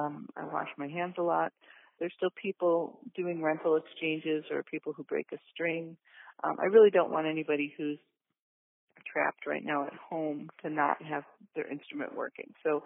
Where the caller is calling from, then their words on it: Milwaukee, Wisconsin, United States; I'm calling from Milwaukee, Wisconsin